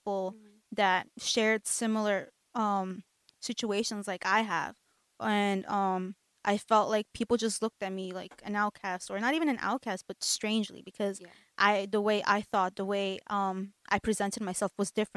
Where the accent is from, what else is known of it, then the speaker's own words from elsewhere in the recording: United States; also born or lived in Mexico; growing up here my whole life